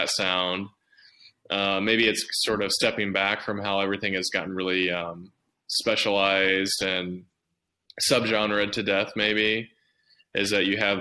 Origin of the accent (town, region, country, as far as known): Dayton, Ohio, United States; born or raised there